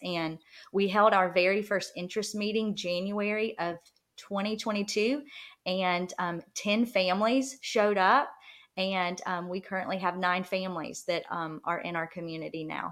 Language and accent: English; rural South Georgia, United States; moved away as an adult; we live in rural South Georgia. So we actually just moved back um, two years ago now. I guess it's been two years now, and um, to my hometown